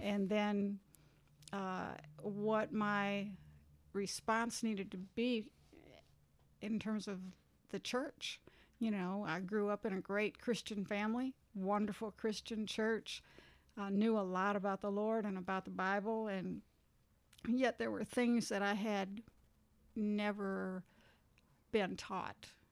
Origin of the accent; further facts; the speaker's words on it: Minnesota, United States; moved away as an adult; also born or lived in California; now in Jackson, United States; I was born and raised in Minnesota